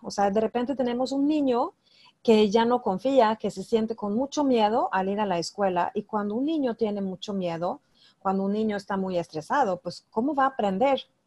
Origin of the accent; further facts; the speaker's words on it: Sweden; yo soy de Suecia